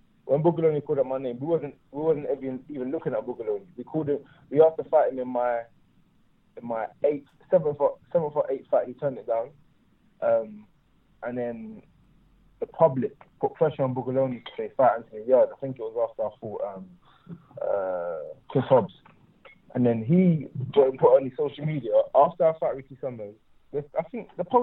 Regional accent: Stratford, London, United Kingdom; I grew up in Stratford

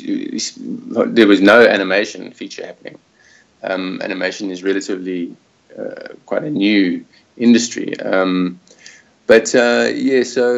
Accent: Johannesburg, Gauteng, South Africa; moved away as an adult; also born or lived in Springs / Cape Town; now in Australia; I am originally from Johannesburg, born in Springs, which is deep south, south of Joburg, and then moved to Cape Town about 20 years, going on 20 years ago

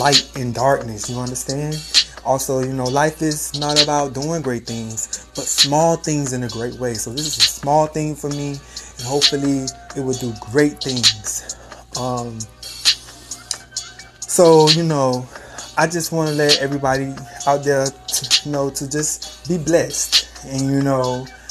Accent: Miami, Florida, United States; I am from Miami, Florida. Miami-Dade bred me

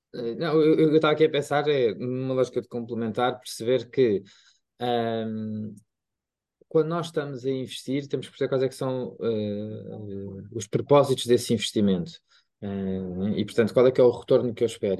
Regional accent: Lisbon, Portugal; eu também sou de Lisboa

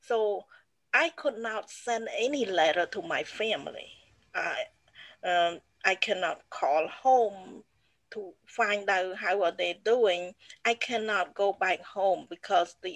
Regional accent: Battambang, Cambodia; English is a second language; moved away as an adult; also born or lived in Phnom Penh; now in United States; Battambang, that's my hometown

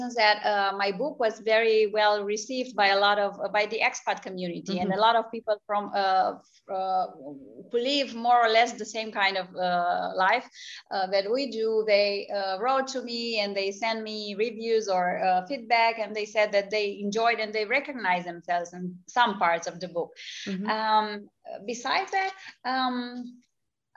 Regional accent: Romania; moved away as an adult; also born or lived in United States; I was coming from Romania, which was a free country, but it had been under a communist regime for a long time before. So I had lived for the first 12 years of my life in a completely different world

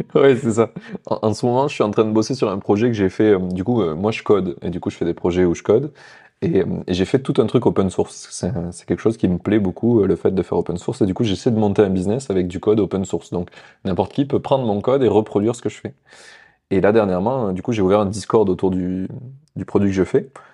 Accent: France

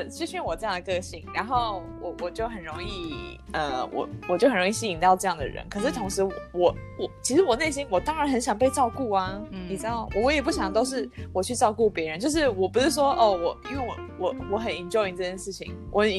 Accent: Taiwan; moved away; also born or lived in Europe; 我是台湾来，

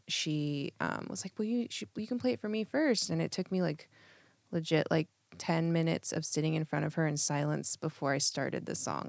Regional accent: Eugene, Oregon, United States; now in Portland, United States; I grew up in Eugene

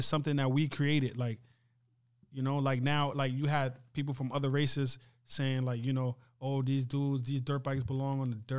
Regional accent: Mali; also born or lived in Libya; I was born in Libya, but I'm originally from West Africa, Mali.

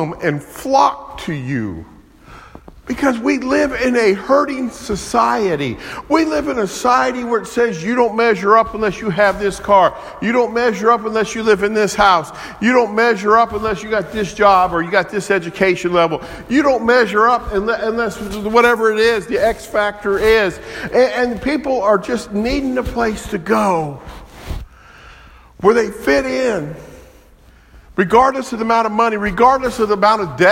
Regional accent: Kansas City, Missouri, United States; I'm from Kansas City, right down the road from Arrowhead Stadium

